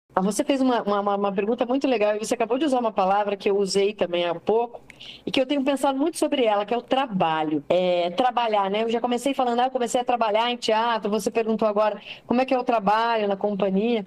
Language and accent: Portuguese; Castro, Paraná, Brazil; moved away as an adult; now in Curitiba, Brazil; Eu sou do interior de uma cidade pequena do Paraná, né? Sou de Castro